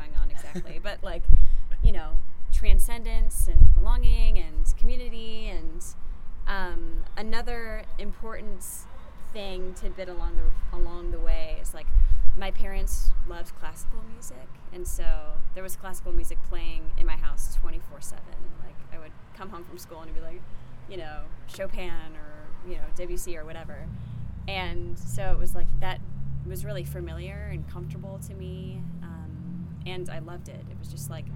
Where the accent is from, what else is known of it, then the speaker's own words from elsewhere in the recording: St. Louis, Missouri, United States; now in Nashville, United States; I grew up in St. Louis, Missouri